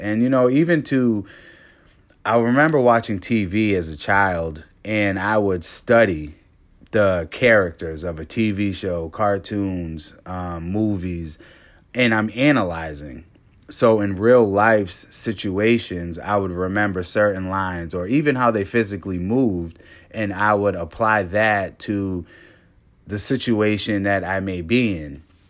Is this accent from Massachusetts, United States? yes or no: yes; Cape Cod, Massachusetts, United States; Growing up in Cape Cod, I was the only black kid in my class till about sixth grade.